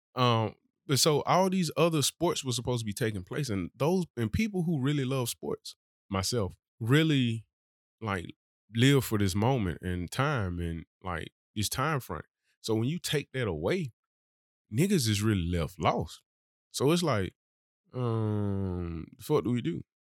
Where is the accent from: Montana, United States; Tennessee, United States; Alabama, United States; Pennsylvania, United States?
Alabama, United States; Birmingham; I'm really from Birmingham. I didn't move here.